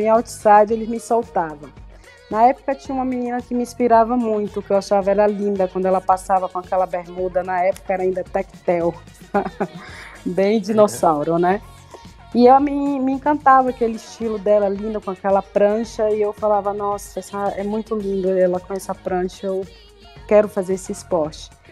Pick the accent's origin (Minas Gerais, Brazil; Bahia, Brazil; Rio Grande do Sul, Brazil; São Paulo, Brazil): Bahia, Brazil; a gente é daqui da, do Nordeste, né, da Bahia, do Nordeste